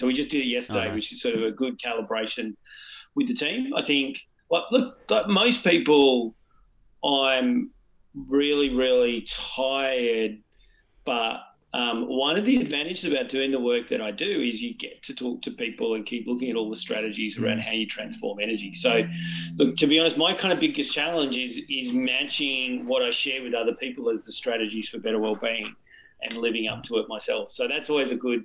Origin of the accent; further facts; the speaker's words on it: Newcastle, New South Wales, Australia; I grew up in Newcastle, north of Sydney